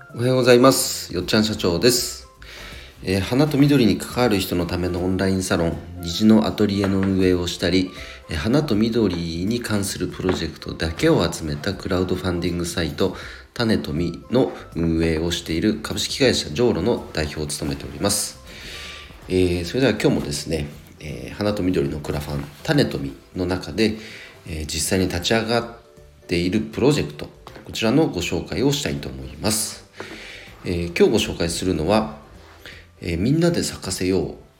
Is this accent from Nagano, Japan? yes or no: yes; Nagano, Japan; 僕のね長野地元長野